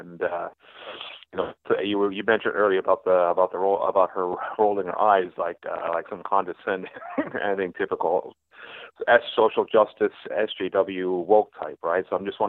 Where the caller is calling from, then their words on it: Canada; I'm calling a long-time listener, big fan of your YouTube channel. I'm calling from Canada, by the way.